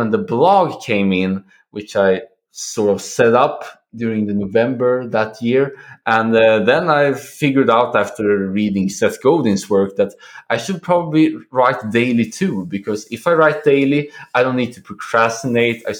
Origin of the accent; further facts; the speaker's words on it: Sweden; now in Poland; currently situated in Poland, but I'm originally from Sweden